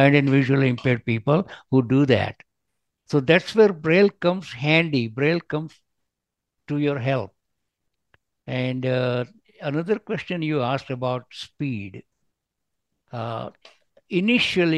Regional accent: India; now in Hayward, United States; I live in the United States, but although I'm originally from India, I settled in America

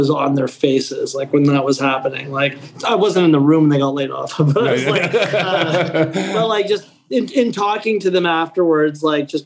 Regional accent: Canada; I'm Italian Canadian.

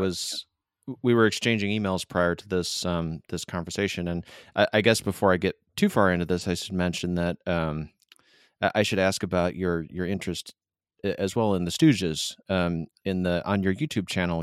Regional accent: Michigan, United States; now in San Diego, United States; I am from Michigan, and so I feel a slight bit of hometown pride

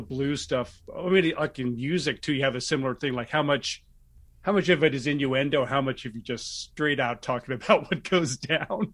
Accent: Martinez, California, United States; also born or lived in Los Angeles, California; I grew up in the East Bay, Martinez, Concord, Clayton

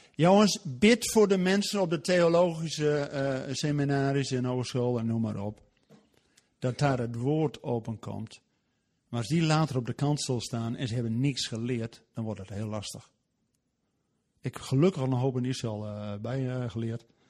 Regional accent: Netherlands; wij als Nederlanders

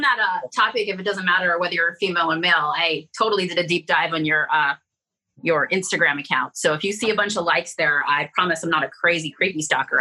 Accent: San Francisco, California, United States; now in Las Vegas, United States; I'm from San Francisco

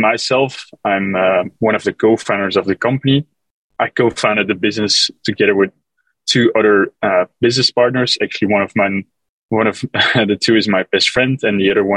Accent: Belgium; moved away as an adult; now in New York City, United States; I'm originally from Belgium

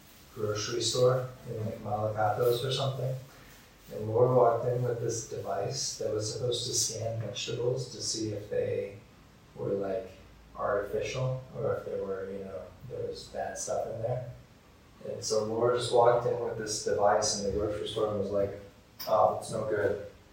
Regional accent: Vilcabamba, Loja, Ecuador; I'm from Vilcabamba. Nice to meet you.

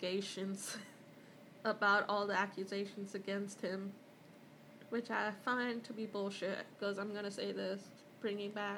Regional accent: Mumbai, Maharashtra, India; moved away; I grew up in Mumbai

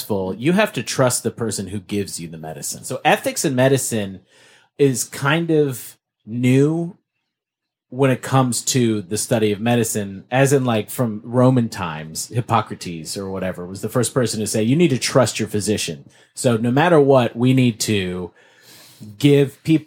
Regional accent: Canada; I'm Canadian

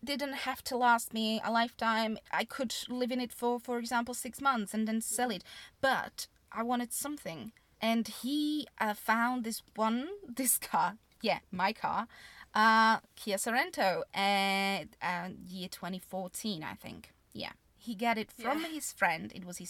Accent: Slovakia; moved away as an adult; also born or lived in Austria; now in United Kingdom; originally I'm from Slovakia, but even though I spent 20 years there, I just don't feel Slovak.

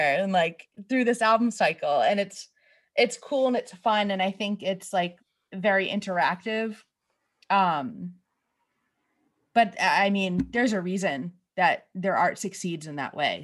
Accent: New England, United States; now in Boston, United States; we're from New England. I live in Boston. We've grown up going to Boston, like, eh, you know, you're only an hour away

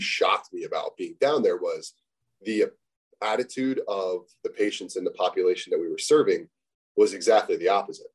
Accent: United States; growing up in the States

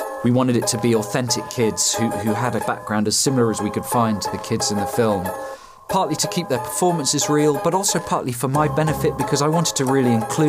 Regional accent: London, United Kingdom; the area where I grew up and live in South London.

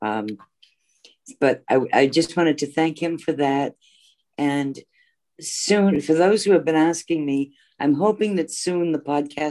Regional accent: Massachusetts, United States; moved away; I'm also from Massachusetts originally

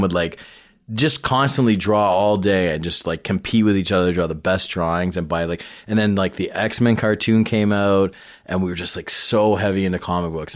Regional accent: Toronto, Ontario, Canada; I grew up in Scarborough, but I was born, like, t-, proper Toronto

